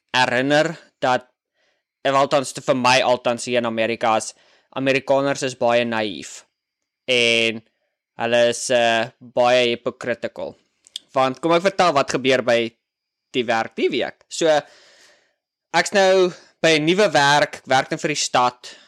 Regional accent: South Africa; moved away as an adult; now in United States; ek is oorspronklik van Suid-Afrika

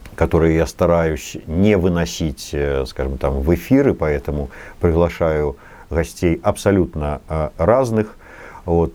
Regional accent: Belarus; мы не какие-то вот тутейшие, не русские со знаком качества, не может быть вот а, может быть, не до поляки какие-то, а именно белорусы

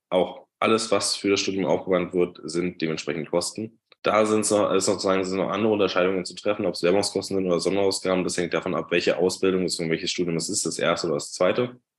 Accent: Brandenburg, Germany; ich komme aus, ursprünglich aus der Nähe von Berlin, habe da auch lange gewohnt bis dieses Jahr und bin jeden Tag nach Berlin reingependelt.

